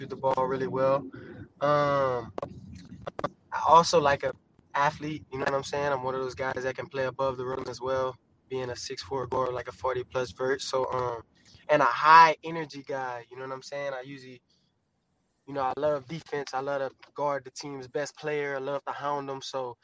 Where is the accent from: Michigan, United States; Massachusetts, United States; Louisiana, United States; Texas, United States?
Louisiana, United States; we're from Louisiana